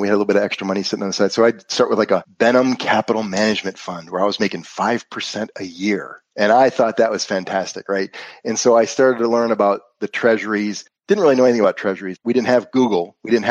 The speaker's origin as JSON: {"language": "English", "region": "Western New York", "country": "United States", "also_born_or_lived": "Florida", "moved": "as an adult", "said": "I'm originally from Western New York."}